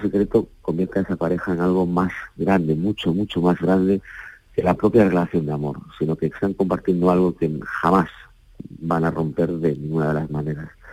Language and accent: Spanish; Galicia, Spain; por la tradición oral con la que yo crecí en Galicia